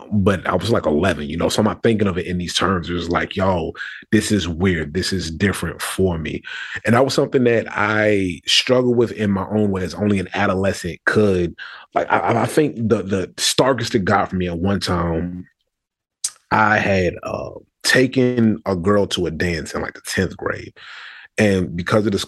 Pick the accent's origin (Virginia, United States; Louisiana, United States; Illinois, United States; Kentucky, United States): Virginia, United States; Richmond; moved away as an adult; also born or lived in Brooklyn, New York; although I'm originally from New York, spent my first few years there, Richmond is where I consider home